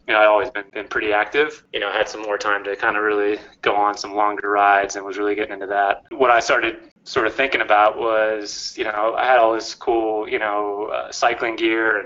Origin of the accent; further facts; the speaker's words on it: Cambridge, Massachusetts, United States; moved away as an adult; also born or lived in Santa Barbara, California / Los Angeles; Originally I'm from the Boston area, grew up in Cambridge, Mass, and I was a Northeast guy